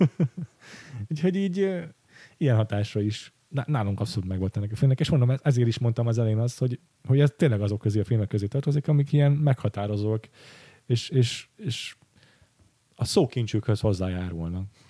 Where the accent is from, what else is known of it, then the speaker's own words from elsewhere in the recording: Western Hungary, Hungary; én meg Nyugat-Magyarországról származok